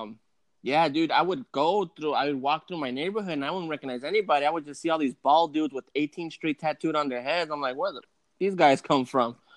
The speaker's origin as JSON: {"language": "English", "area": "the Peninsula, Bay Area", "region": "California", "country": "United States", "said": "we're on the peninsula. We are on the other side of the Bay Area"}